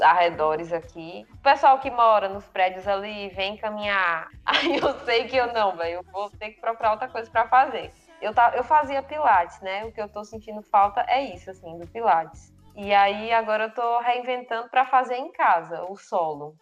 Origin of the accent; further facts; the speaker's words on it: Floriano, Piauí, Brazil; moved away; eu tava em casa lá na minha cidade, em Floriano